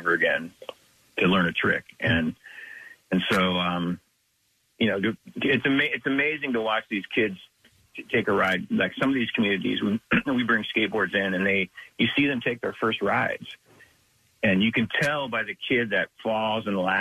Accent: Big Sandy, Montana, United States; I grew up in Big Sandy, which is super, super isolated

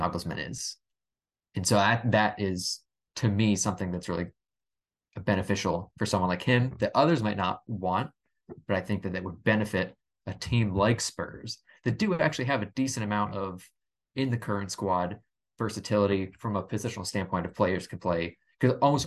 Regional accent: United States; I'm an American.

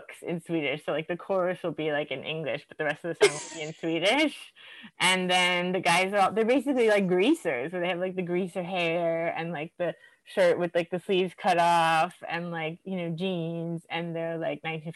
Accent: Miami, Florida, United States; moved away as an adult; also born or lived in New York / Stockholm, Sweden; now in Sweden; I grew up in Miami, which is like millions of people

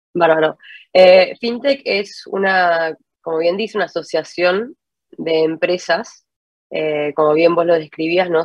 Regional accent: Argentina; moved away as an adult; now in Santiago, Chile; yo soy de argentina, estoy viviendo en, en Santiago hace ocho años ya.

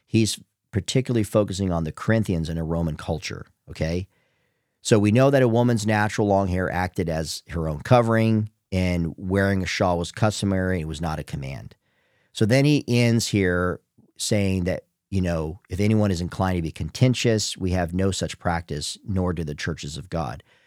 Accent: United States; I'm from the United States.

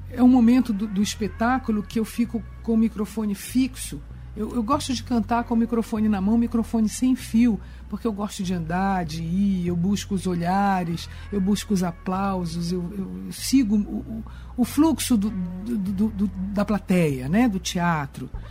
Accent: São Luís, Maranhão, Brazil; born there; also born or lived in Belém / Rio de Janeiro / Brasília; São Luís, onde nasci, Belém eu falo paraense, né? O Rio porque é importante, Brasília porque eu escolhi.

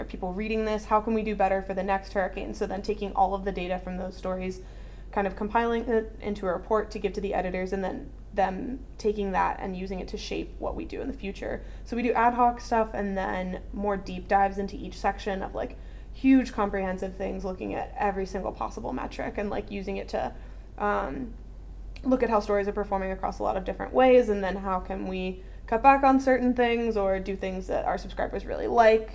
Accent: North Carolina, United States; I grew up in North Carolina

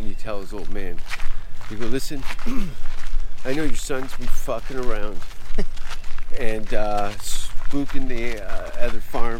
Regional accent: Canada; I'm a Canadian.

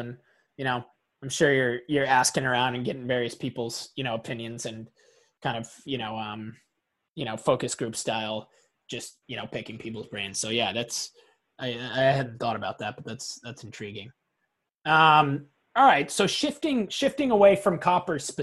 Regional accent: Portland, Maine, United States; We're from Portland, Maine

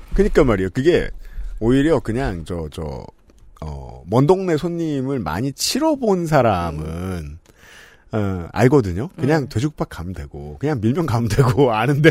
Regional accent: Seoul, South Korea; 저는 네. 전형적인 서울촌놈이라

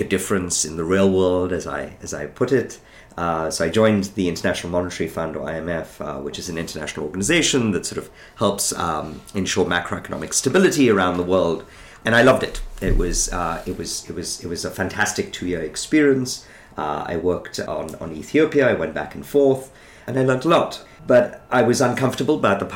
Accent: India; moved away as an adult; I grew up in India

